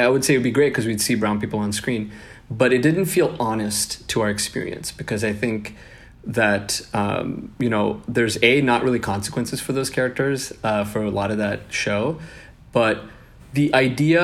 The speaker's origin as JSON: {"language": "English", "town": "Seattle", "region": "Washington", "country": "United States", "tie": "born or raised there", "also_born_or_lived": "Bangalore, India / Kerala, India"}